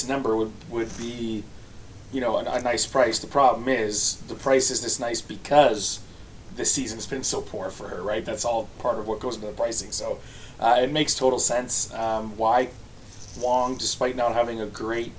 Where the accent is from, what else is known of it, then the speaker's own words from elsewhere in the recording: Canada; I'm Canadian